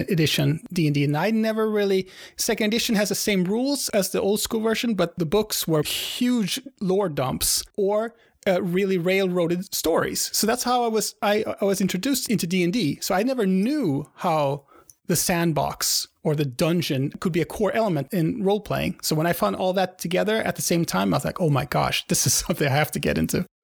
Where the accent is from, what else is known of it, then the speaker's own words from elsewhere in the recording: Sweden; I'm from Sweden